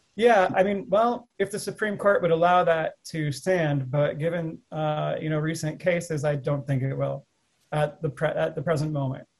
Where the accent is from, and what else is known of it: United States; also born or lived in Russia